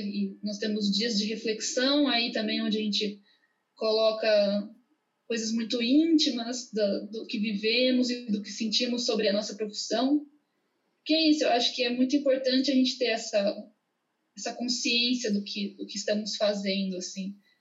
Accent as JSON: {"language": "Portuguese", "country": "Brazil"}